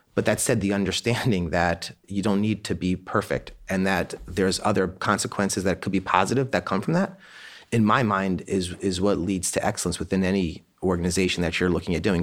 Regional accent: Annapolis, Maryland, United States; We grew up in Annapolis, Maryland

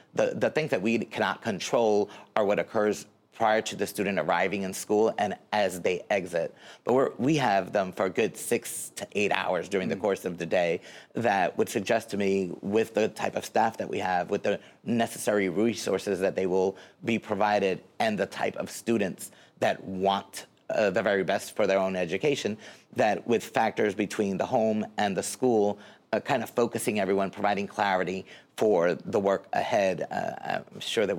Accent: Newark, New Jersey, United States; Well, I was born in Newark, attended Newark Schools, graduated from Hawkins Street School and Science High School.

